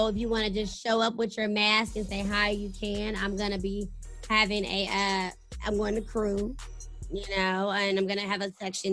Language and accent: English; Texas, United States; now in Georgia, United States; I'm from Texas.